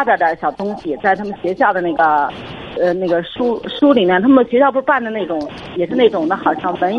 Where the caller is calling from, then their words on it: Hebei, China; 哎，我是河北的一位听众，